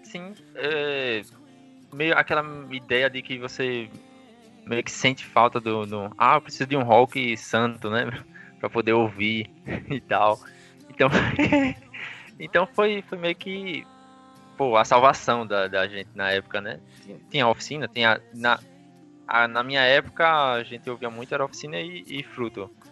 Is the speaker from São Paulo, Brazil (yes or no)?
no; Aracaju, Sergipe, Brazil; Sou de Aracaju, Sergipe